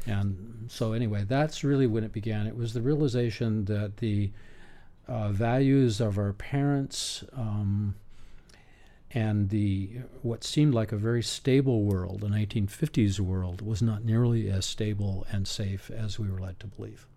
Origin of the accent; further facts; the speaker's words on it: Berkeley, California, United States; I was born in Berkeley